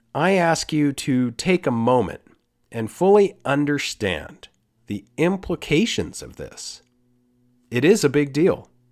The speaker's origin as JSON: {"language": "English", "country": "Costa Rica", "said": "I'm from Costa Rica."}